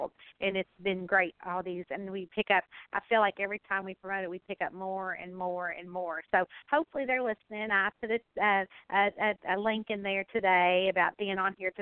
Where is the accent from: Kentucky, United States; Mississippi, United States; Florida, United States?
Kentucky, United States; I'm from Kentucky